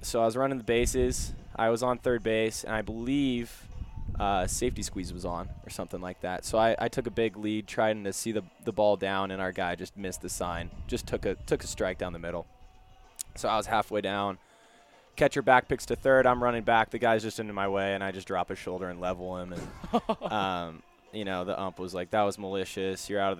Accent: Portland, Oregon, United States; When I was growing up, it kind of seemed to be dying out.

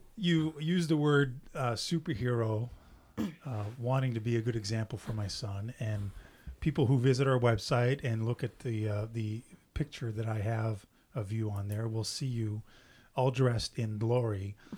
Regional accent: Canada; English is a second language; I'm French Canadian

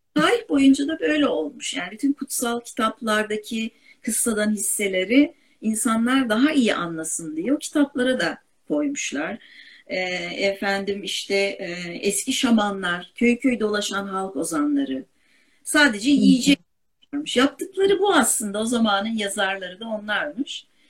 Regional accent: Istanbul, Turkey; Ben Kadıköylüyüm.

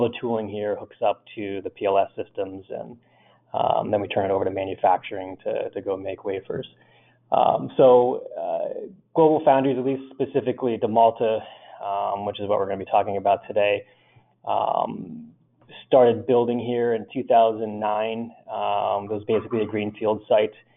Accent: Northeast, United States; I grew up here in the Northeast

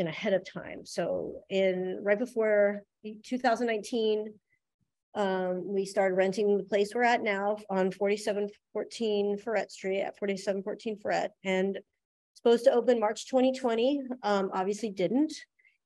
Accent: Columbus, Ohio, United States; moved away as an adult; now in New Orleans, United States; I'm from Ohio, Columbus, Ohio. I moved here in 99 to go to UNO for film school

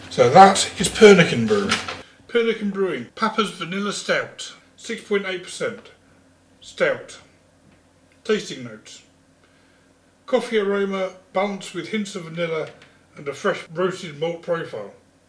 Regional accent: East Midlands, United Kingdom; one of my friends who I grew up with back in Lincolnshire.

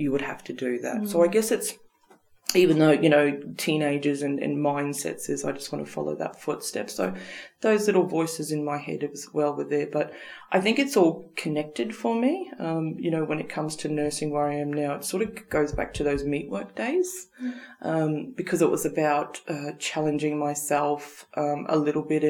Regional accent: Rockhampton, Queensland, Australia; moved away; also born or lived in Darwin; an East Coast person, I guess, someone growing up in Rockhampton

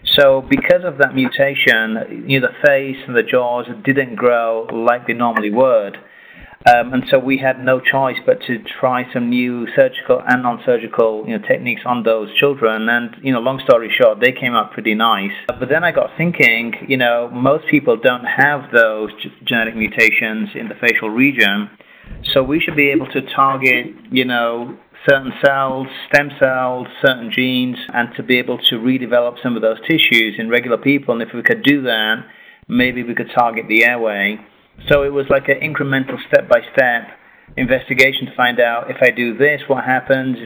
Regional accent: England, United Kingdom; moved away as an adult; also born or lived in Puerto Rico; now in United States; originally I'm from England

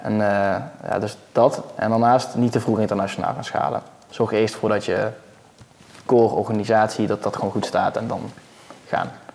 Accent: Netherlands; als Nederlander

